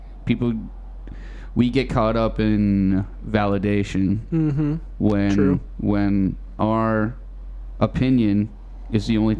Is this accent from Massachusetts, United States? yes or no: yes; Beverly, Massachusetts, United States; also born or lived in Newton, Massachusetts; I'm from Beverly, Massachusetts.